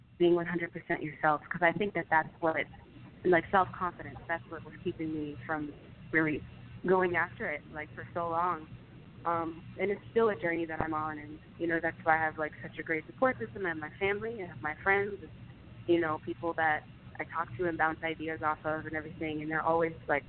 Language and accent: English; Detroit, Michigan, United States; moved away as an adult; also born or lived in Chicago, Illinois; now in New York, United States; That's my hometown. That's where I'm from